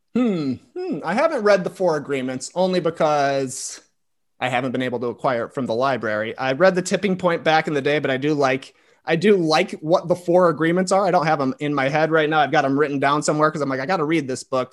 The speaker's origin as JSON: {"language": "English", "town": "Plano", "region": "Illinois", "country": "United States", "tie": "born or raised there", "said": "I grew up, like, forty-five minutes outside of Chicago. The town is called Plano, Illinois"}